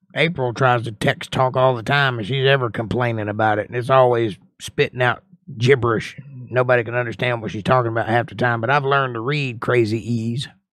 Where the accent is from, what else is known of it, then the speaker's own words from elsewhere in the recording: United States; I'm an American